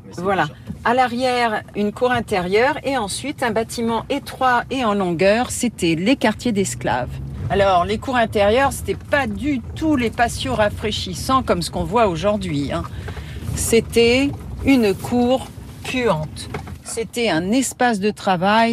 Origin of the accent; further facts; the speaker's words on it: Maisons-Laffitte, Île-de-France, France; moved away as an adult; now in New Orleans, United States